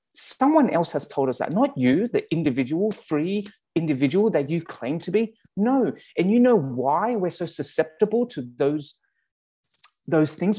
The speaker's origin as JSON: {"language": "English", "town": "Sydney", "region": "New South Wales", "country": "Australia", "tie": "born or raised there", "also_born_or_lived": "Calgary, Canada", "accent": "Australian", "moved": "yes", "lives_now": "Abbotsford, Canada", "said": "my Australian accent"}